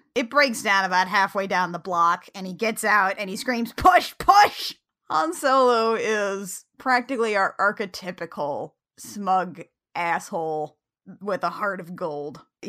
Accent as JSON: {"language": "English", "region": "Indiana", "country": "United States", "moved": "yes", "said": "I'm from Indiana."}